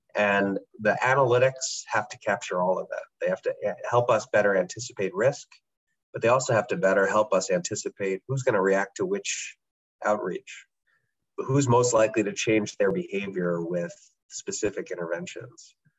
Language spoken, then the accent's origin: English; United States; as a American